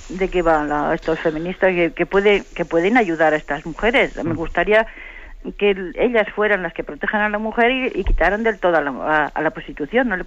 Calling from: Santander, Cantabria, Spain; de Santander.

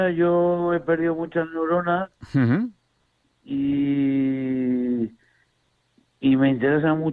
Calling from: Madrid, Community of Madrid, Spain; bueno, soy bienvenido de Madrid.

